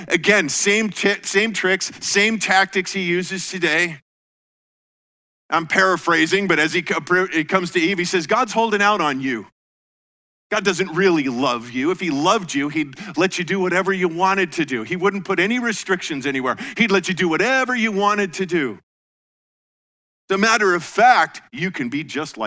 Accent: Colorado, United States; moved away as an adult; also born or lived in Iowa; I grew up in Colorado and, you know, mile high air

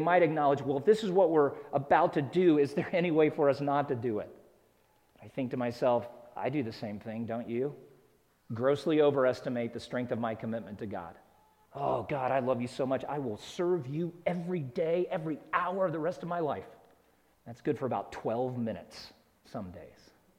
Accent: South Carolina, United States; moved away as an adult; also born or lived in Georgia / Alabama; now in Utah, United States; I was born in the South, in Georgia, for a brief time lived in Alabama, back to Georgia for a couple more years, and then just before my sixth birthday, we moved to South Carolina. I lived there until the day we moved to Utah 3 years ago.

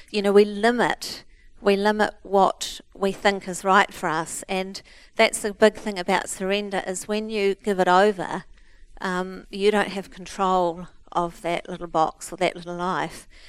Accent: Christchurch, Canterbury, New Zealand; We're from Christchurch

